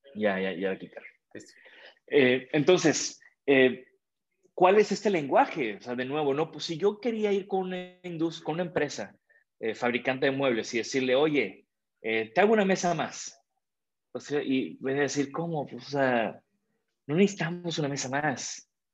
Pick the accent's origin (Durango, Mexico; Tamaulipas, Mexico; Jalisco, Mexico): Tamaulipas, Mexico; Tampico; also born or lived in Japan; yo vengo de Tampico. En Tampico mi familia tiene desde hace mucho tiempo una empresa